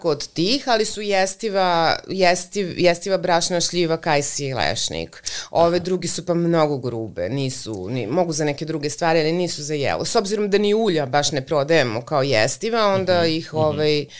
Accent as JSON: {"language": "Croatian", "region": "western Serbia", "country": "Serbia", "said": "to je blizu, to je naš kraj tu."}